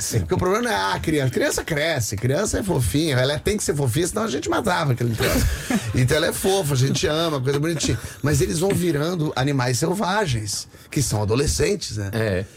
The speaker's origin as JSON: {"language": "Portuguese", "country": "Brazil", "said": "eu sou brasileiro"}